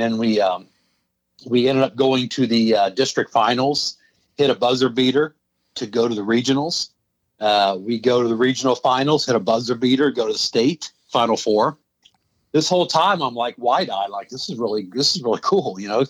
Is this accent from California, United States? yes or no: no; Tipp City, Ohio, United States; I grew up in Tip City, and I moved to a couple different places. And when my son was in kindergarten, I wanted to put him through the school system here. So I moved back and bought a home here in Tip and have been here since 2003.